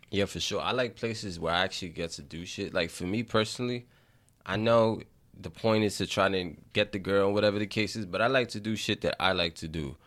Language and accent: English; New York City, New York, United States; I grew up in the Bronx. I grew up in the inner city